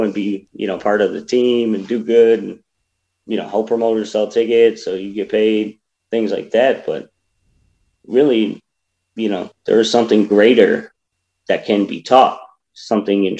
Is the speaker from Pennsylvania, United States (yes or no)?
no; Buffalo, New York, United States; I live in Buffalo. I'm from Buffalo